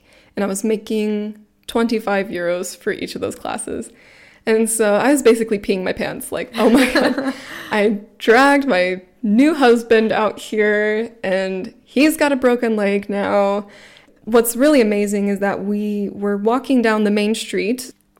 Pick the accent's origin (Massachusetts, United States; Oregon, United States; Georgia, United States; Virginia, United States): Georgia, United States; Atlanta; moved away as an adult; now in Freiburg, Germany; I'm from the Atlanta metro area.